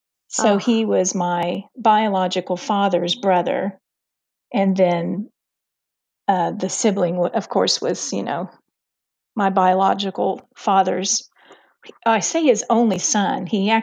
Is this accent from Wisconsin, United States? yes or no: no; Illinois, United States; born there; at the time, I was born in Illinois, but they lived in Missouri.